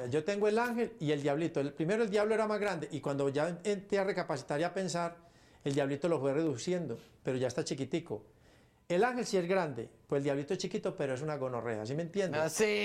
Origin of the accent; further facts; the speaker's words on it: Paisa, Antioquia, Colombia; Los paisas somos así, orando y matando